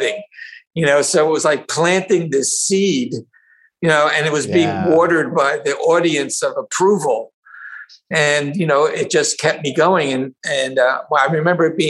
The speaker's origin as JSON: {"language": "English", "town": "New Brunswick", "region": "New Jersey", "country": "United States", "tie": "born or raised there", "also_born_or_lived": "Middletown, New Jersey / Iowa", "said": "I grew up in New Brunswick, New Jersey"}